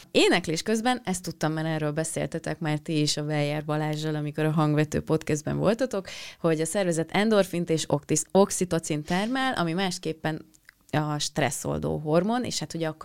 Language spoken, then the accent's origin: Hungarian; Penyige, Szabolcs-Szatmár-Bereg, Hungary; az én falum, a szülőfalum Penyige